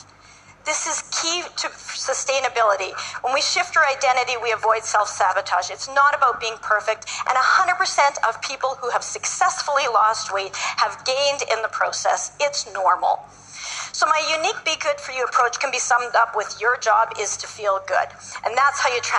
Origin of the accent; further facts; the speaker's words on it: Canada; I'm from Canada